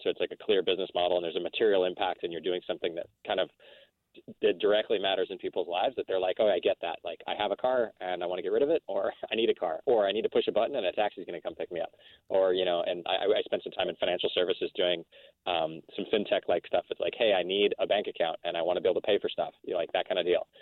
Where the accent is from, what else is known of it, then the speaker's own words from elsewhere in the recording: El Paso, Texas, United States; moved away; also born or lived in Midwest; my mom went to go work for the U.S. military uh, down on the Mexican border in El Paso, Texas, as a doctor, and my father went to teach uh, surgery at Texas Tech on the on, on the border. And so I grew up